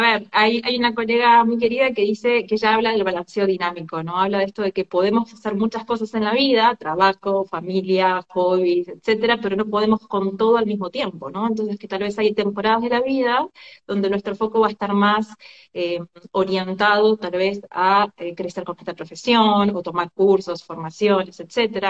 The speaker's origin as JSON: {"language": "Spanish", "country": "Argentina", "moved": "as an adult", "lives_now": "Barcelona, Spain", "said": "soy de argentina, vivo hace unos siete meses aquí en Barcelona, España."}